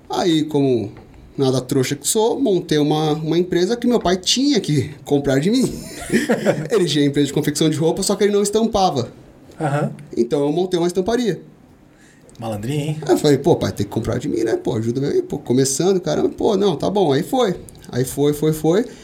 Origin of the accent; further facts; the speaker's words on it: São Paulo, Brazil; born there; Eu, cara, nasci ali na Vila Ré, é um zona leste ali, extremo ali da zona leste de São Paulo.